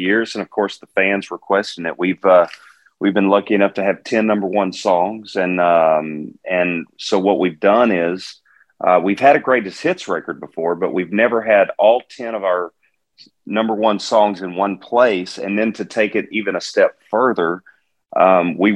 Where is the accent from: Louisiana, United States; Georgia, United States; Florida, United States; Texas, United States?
Texas, United States; Garland; moved away; also born or lived in Nashville, Tennessee; I'm from Garland, Texas, suburb of Dallas.